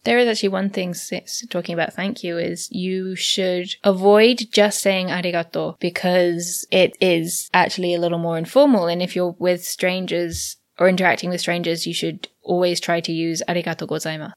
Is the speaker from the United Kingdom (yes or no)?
yes; United Kingdom; I'm British